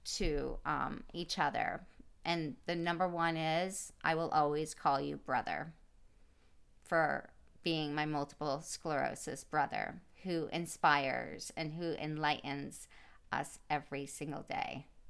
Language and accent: English; East Coast, United States; now in California, United States; growing up on the East Coast, we were always around water. And today, living in California